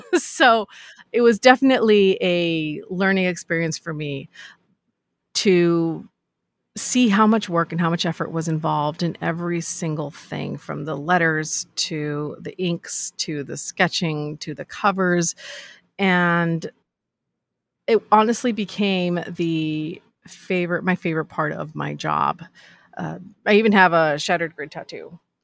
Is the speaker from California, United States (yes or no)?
yes; Los Angeles, California, United States; also born or lived in Chicago; I grew up in Los Angeles